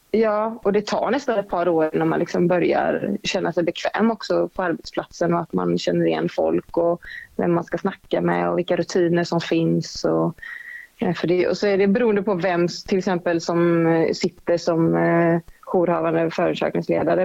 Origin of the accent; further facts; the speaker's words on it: Gothenburg, Västra Götaland, Sweden; moved away; also born or lived in Stockholm; jag var från Göteborg